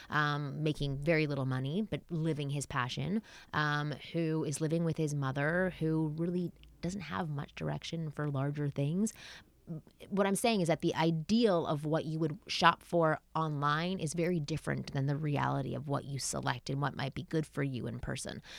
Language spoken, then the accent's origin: English; Canada; I'm Canadian